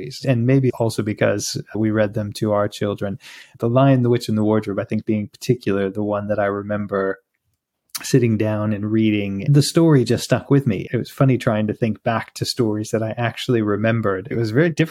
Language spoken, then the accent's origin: English; United States; moved away; I grew up in the States